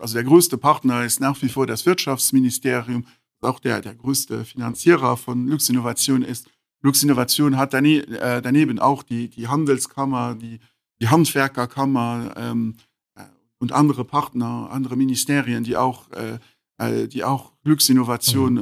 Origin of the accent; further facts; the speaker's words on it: Luxembourg; in Luxemburg geboren, aber mit, äh, mit, auch mit Familie in Portugal und in Brasilien.